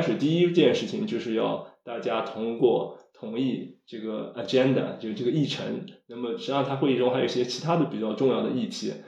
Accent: China

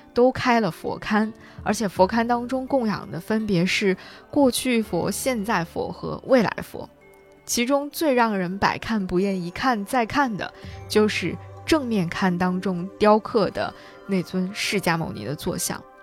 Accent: China; 这样一个在地理位置上离我如此之近的城市，或者说离我的家乡如此之近的城市

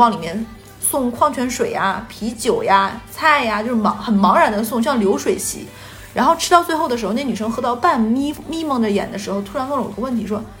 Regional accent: Northeast China, China; moved away as an adult; now in Shanghai, China; 对，我是个东北人。

